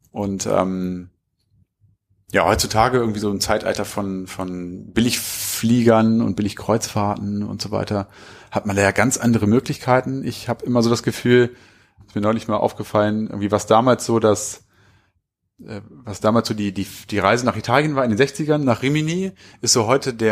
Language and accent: German; Hanover, Lower Saxony, Germany; Also wir kommen aus Hannover.